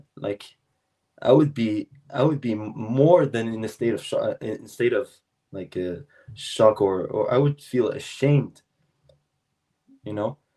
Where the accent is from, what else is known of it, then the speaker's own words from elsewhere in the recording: South Shore of Montreal, Quebec, Canada; I'm from the South Shore of Montreal